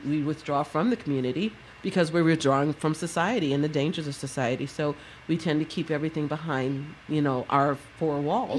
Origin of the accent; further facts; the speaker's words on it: New York City, New York, United States; I grew up in New York City where we are very multicultural and one big, huge neighborhood.